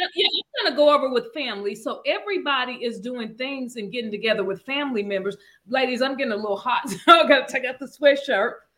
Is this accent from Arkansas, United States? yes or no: yes; Arkansas, United States; moved away; I'm from Arkansas